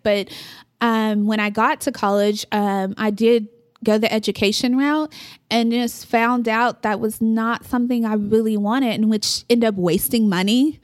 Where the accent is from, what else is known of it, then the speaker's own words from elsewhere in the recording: Amarillo, Texas, United States; also born or lived in Oklahoma; my mom and stepdad moved here when I was, I wanna say third grade.